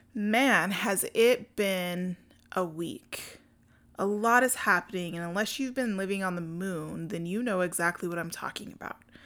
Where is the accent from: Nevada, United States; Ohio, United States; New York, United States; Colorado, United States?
Colorado, United States; Denver; I'm from Denver